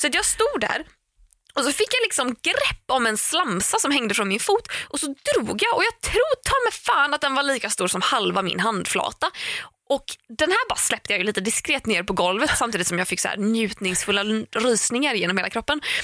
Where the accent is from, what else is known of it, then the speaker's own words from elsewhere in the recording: Tahult, Västra Götaland, Sweden; vi hemma i Tahult där jag är uppvuxen